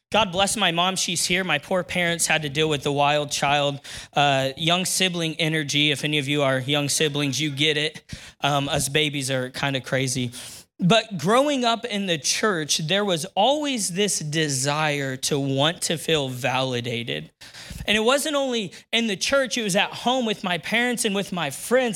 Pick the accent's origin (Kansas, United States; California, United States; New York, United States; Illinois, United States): Illinois, United States; Neoga; now in Decatur, United States; I grew up in Neoga, Illinois